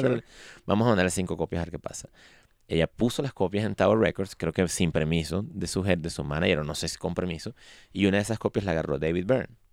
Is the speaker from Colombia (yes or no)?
no; Venezuela; now in Mexico; nosotros somos venezolanos